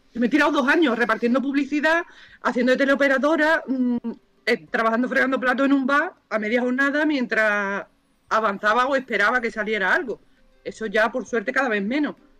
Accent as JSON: {"language": "Spanish", "town": "Cádiz", "region": "Andalusia", "country": "Spain", "also_born_or_lived": "Granada", "said": "yo iba a mi pueblo, yo soy de Cádiz."}